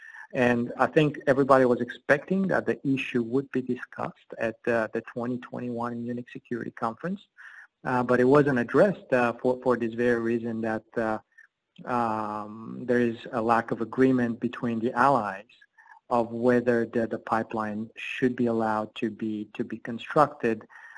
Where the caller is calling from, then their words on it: Abu Dhabi, United Arab Emirates; I'm calling from Abu Dhabi, and I had to go through a VPN